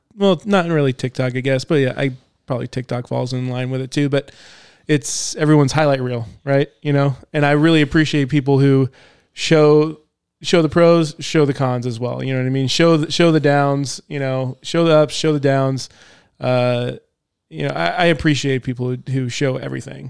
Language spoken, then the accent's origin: English; Topanga, California, United States; I grew up in Topanga Canyon, and our house, it's very rural area